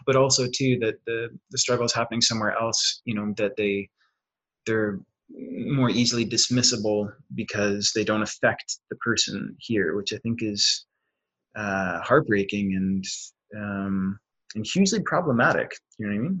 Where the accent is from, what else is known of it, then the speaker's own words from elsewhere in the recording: Ontario, Canada; also born or lived in Fredericton, New Brunswick; now in Winnipeg, Canada; from ontario and before this i was just about four years in new brunswick